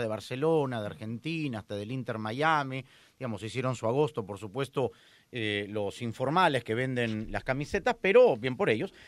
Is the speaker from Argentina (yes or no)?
no; Peru; como peruano.